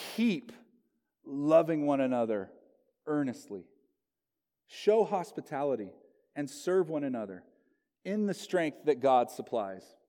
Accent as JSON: {"language": "English", "town": "Locust Grove", "region": "Oklahoma", "country": "United States", "tie": "born or raised there", "also_born_or_lived": "Southern California", "moved": "as an adult", "lives_now": "Gresham, United States", "said": "my hometown, Locust Grove, Oklahoma"}